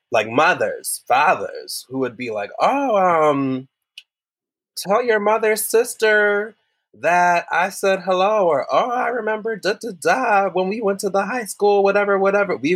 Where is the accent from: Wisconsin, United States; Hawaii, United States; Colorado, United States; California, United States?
Wisconsin, United States; But going back mm. to that growing up in Wisconsin, mm-hmm. growing up in Wisconsin